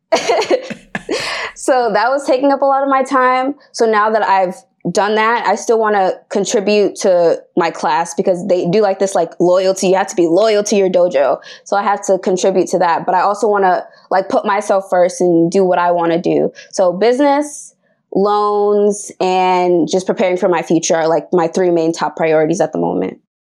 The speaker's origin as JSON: {"language": "English", "town": "Boston", "region": "Massachusetts", "country": "United States", "said": "I'm from Boston, Massachusetts"}